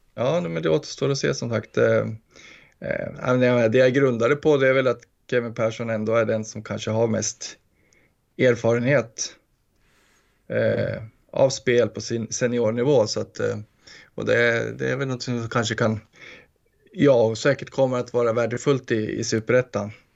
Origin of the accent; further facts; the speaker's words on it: Gästrikland, Gävleborg County, Sweden; smålänningen i mig fast jag är från Gästrikland